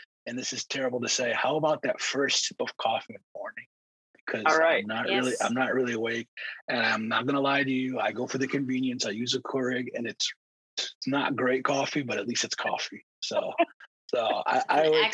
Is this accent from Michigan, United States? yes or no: yes; Detroit, Michigan, United States; also born or lived in Middle East; I grew up in Detroit. When I say I grew up in Detroit, I didn't grow up in the suburbs. I grew up in the heart of Detroit